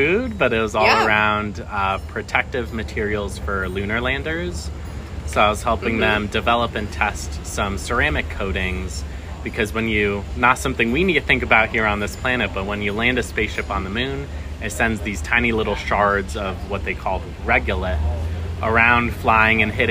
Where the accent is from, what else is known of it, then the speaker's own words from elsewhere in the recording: Newtown, Connecticut, United States; moved away as an adult; also born or lived in Jerusalem / South Carolina; now in Pittsburgh, United States; I was actually born in Jerusalem and grew up in Newtown, Connecticut, and then moved to Pittsburgh for school to go to Carnegie Mellon